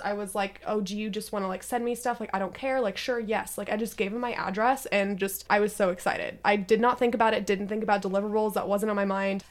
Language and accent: English; Redmond, Washington, United States; I was born and raised in Washington